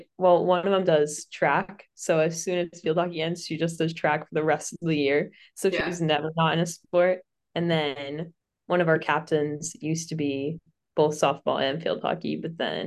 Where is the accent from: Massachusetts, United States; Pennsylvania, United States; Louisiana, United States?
Massachusetts, United States; Worcester; I'm from Worcester